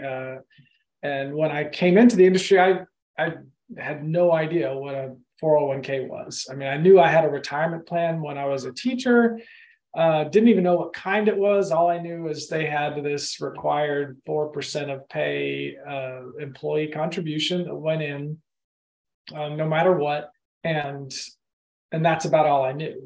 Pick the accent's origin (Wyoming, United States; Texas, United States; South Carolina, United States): Texas, United States; Austin; born or raised there; also born or lived in Oklahoma / Madrid, Spain; now in Augusta, United States